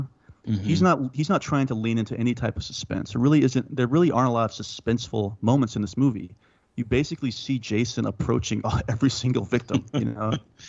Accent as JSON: {"language": "English", "region": "the South", "country": "United States", "tie": "born or raised there", "said": "Well, Mac and I grew up in the South"}